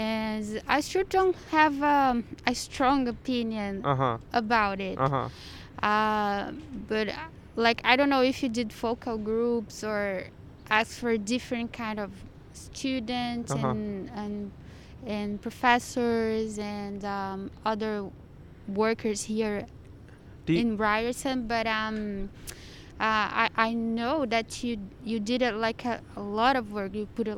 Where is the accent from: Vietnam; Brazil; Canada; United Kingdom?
Brazil; Yeah, I'm from Brazil.